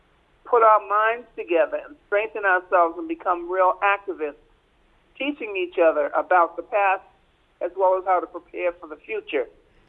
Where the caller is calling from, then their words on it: Boston, Massachusetts, United States; I'm calling from Boston, and I'm calling to follow up on something that you had a little bit earlier.